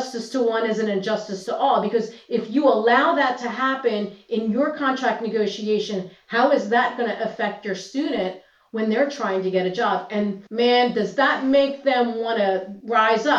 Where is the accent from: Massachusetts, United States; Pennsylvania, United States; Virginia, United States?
Pennsylvania, United States; Philadelphia; I came from the Philadelphia freelance scene, that I am Philadelphia, that I've been in this atmosphere for so long